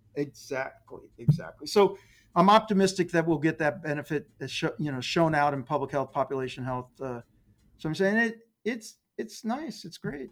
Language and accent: English; Dayton, Ohio, United States; I grew up in Dayton, Ohio